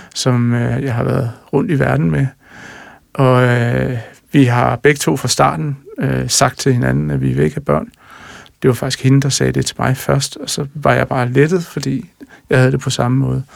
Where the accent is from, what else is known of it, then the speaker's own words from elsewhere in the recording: Jutland, Denmark; Jeg er jo jyde og træmand